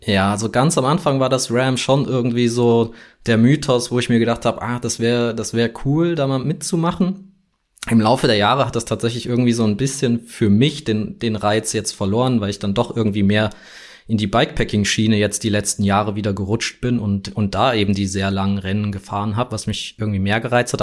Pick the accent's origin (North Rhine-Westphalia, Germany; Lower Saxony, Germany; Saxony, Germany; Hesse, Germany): Hesse, Germany; Frankfurt; ich komme ja aus Deutschland, aus Frankfurt